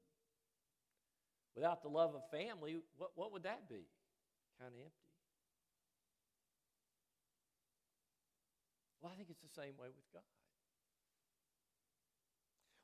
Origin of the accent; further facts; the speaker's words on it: Chattanooga, Tennessee, United States; I grew up in Brainerd near the airport.